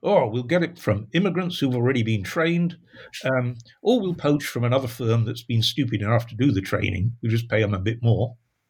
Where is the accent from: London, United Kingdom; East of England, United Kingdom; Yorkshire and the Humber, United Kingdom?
Yorkshire and the Humber, United Kingdom; Sheffield; all the things that were the hallmark of a Sheffield lad when I grew up in Sheffield, right?